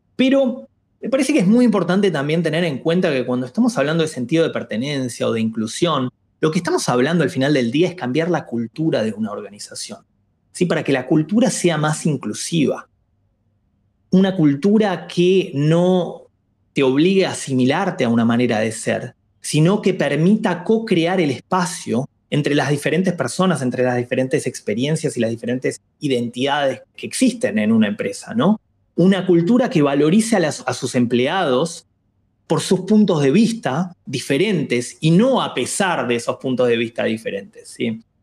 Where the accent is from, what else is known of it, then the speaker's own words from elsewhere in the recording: Argentina; yo nací en Argentina y crecí en Argentina